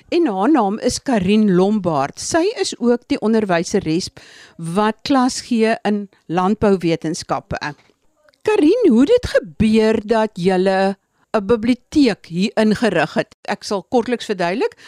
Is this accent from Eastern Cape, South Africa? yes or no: yes; Eastern Cape, South Africa; waar ek vandaan kom In die Oos-Kaap is daar bitter baie spekbome